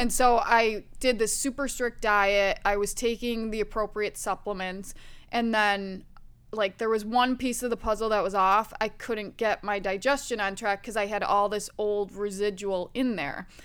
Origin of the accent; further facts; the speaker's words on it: Wisconsin, United States; I grew up in the Midwest, Wisconsin